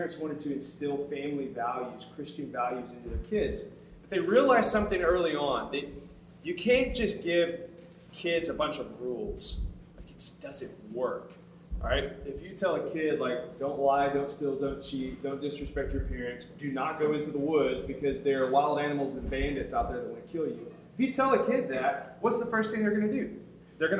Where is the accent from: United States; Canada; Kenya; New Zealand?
United States; Tuscumbia, Alabama; moved away as an adult; also born or lived in Houston, Texas; I'm from a small town called Tuscumbia, Alabama